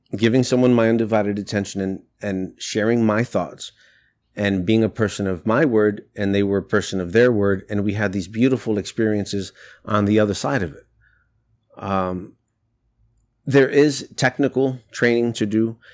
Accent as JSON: {"language": "English", "town": "New York City", "region": "New York", "country": "United States", "tie": "born or raised there", "said": "I'm Latino. I grew up in New York City. I went to school in the South Bronx"}